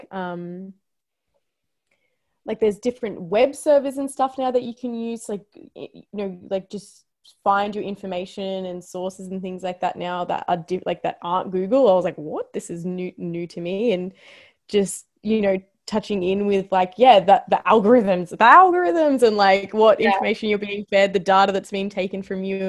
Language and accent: English; Australia; As an Aussie, like, I think that it's just, that's something that is literally just born in you as well, even though like my genetics are not from Australia